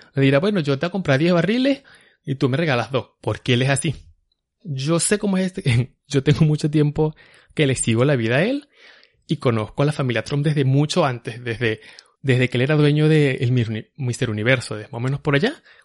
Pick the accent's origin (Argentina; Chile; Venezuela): Venezuela; now in New York, United States; nosotros somos ya los venezolanos, somos los nuevos judíos